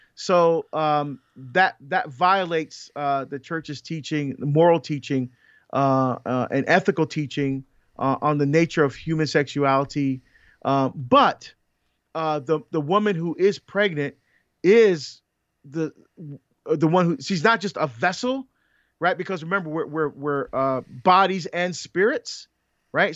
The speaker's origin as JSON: {"language": "English", "country": "Barbados", "tie": "born or raised there", "moved": "yes", "said": "I was born in Barbados"}